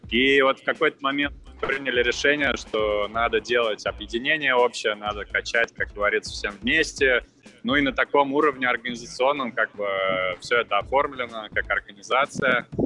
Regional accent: Moscow Oblast, Russia; now in Moscow, Russia; я э, родом из Подмосковья, э, из ближайшего, сам сейчас в Москве базируюсь

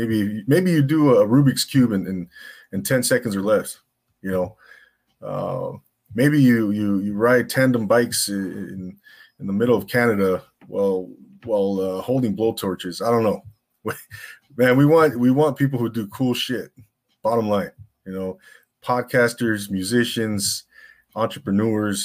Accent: Rancho Cucamonga, California, United States; now in Simi Valley, United States; I'm originally from the Inland Empire, Rancho Cucamonga

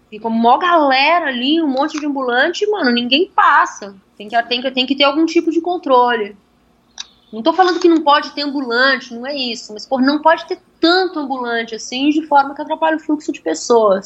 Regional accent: São Paulo, Brazil; also born or lived in Ribeirão Pires; eu sou cria da Vila Madalena, né? Eu cresci na Vila Madalena

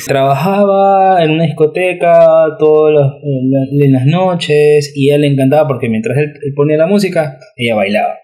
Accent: Guayaquil, Guayas, Ecuador; moved away; also born or lived in Lima; los dos nacimos en Guayaquil

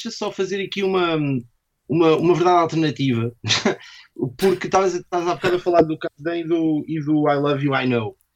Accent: Lisbon, Portugal; Não sou da Brandoa, sou de Lisboa, mesmo.

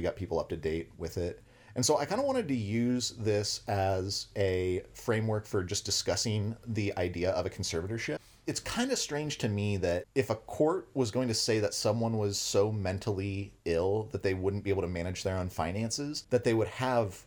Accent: United States; growing up in the United States

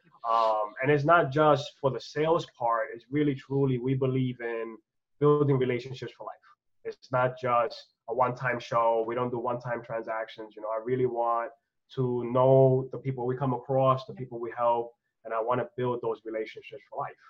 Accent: New York City, New York, United States; moved away as an adult; now in Florida, United States; I'm from Brooklyn

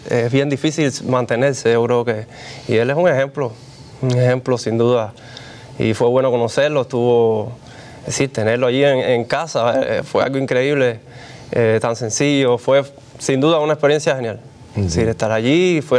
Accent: Cuba; Como buen cubano. Exacto.

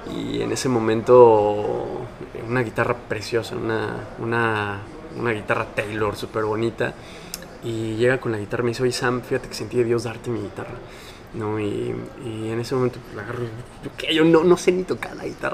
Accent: Mexico City, Mexico; moved away as an adult; now in Mérida, Mexico; yo soy de la Ciudad de México, chilango

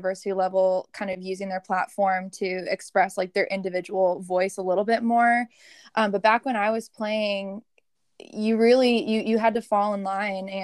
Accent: San Diego, California, United States; moved away as an adult; now in Charlotte, United States; I'm originally from San Diego

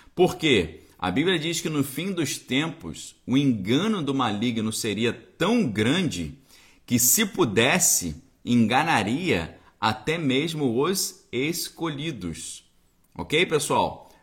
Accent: Niterói, Rio de Janeiro, Brazil; Em Niterói, na minha cidade natal

